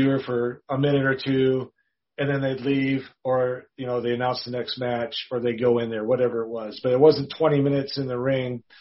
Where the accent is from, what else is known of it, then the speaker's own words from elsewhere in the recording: Rice Lake, Wisconsin, United States; I lived in Wisconsin, about two and a half hours northeast of Minneapolis